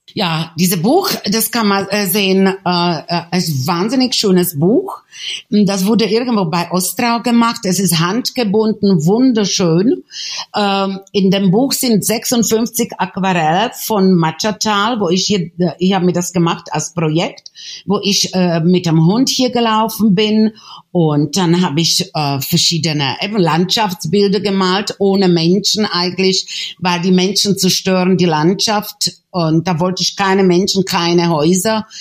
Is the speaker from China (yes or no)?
no; Czechia; moved away as an adult; also born or lived in Switzerland / Berlin, Germany; ich hatte Schweizer Pass, habe ich Schweizer Pass, aber geboren in Tschechien